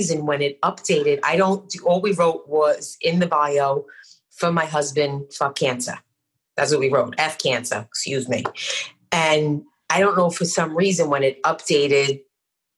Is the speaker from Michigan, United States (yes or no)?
no; New York City, New York, United States; moved away; I'm from Brooklyn